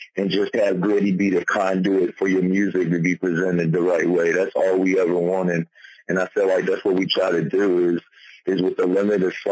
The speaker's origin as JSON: {"language": "English", "town": "Petersburg", "region": "Virginia", "country": "United States", "tie": "born or raised there", "also_born_or_lived": "Prince George, Virginia", "lives_now": "Richmond, United States", "said": "I grew up in Petersburg all the way till I was like 12 or 13."}